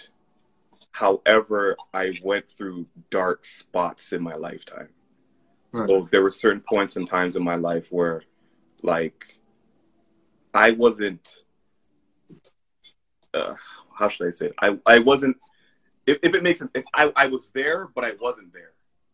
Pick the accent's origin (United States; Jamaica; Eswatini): Jamaica; now in Canada; I'm a Jamaican first, Canadian second